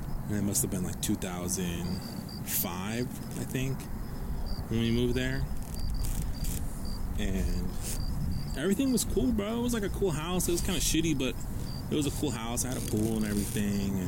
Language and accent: English; Guadalupe, Arizona, United States; I grew up over in Guadalupe